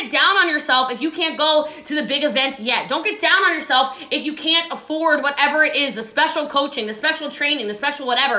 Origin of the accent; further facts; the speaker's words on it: Frederick County, Maryland, United States; I'm from Frederick County